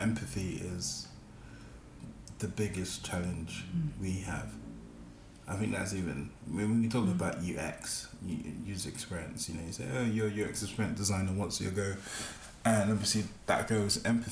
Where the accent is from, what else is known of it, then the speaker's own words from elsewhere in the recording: London, United Kingdom; growing up in Peckham